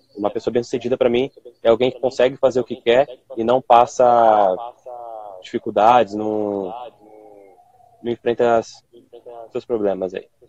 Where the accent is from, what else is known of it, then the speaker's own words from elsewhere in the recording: São Paulo, Brazil; sou aqui de São Paulo, tenho dezenove anos